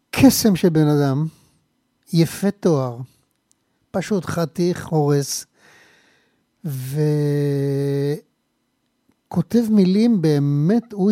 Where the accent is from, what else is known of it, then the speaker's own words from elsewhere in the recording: Pardes Hanna, Haifa District, Israel; also born or lived in Kibbutz Mishmarot; נולדנו בקיבוץ משמרות, שנינו.